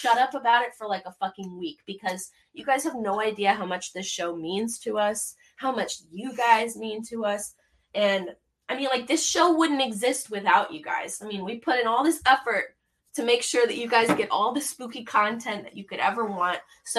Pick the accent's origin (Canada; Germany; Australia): Canada; I'm from Canada.